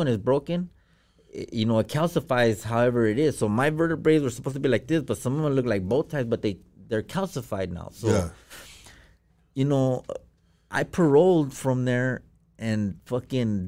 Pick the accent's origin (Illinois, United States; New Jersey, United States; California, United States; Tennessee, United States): California, United States; Pomona; I'm from Pomona.